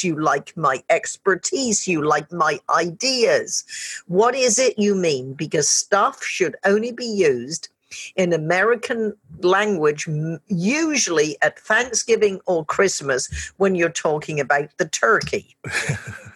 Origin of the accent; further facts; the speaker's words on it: United Kingdom; I'm British as well.